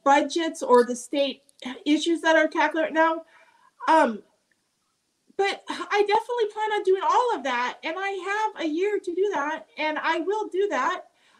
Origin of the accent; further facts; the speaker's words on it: Arizona, United States; I'm from Arizona.